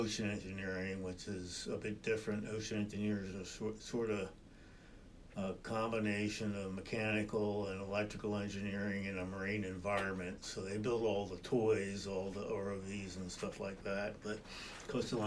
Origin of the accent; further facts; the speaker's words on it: Delaware, United States; I was born and raised in Delaware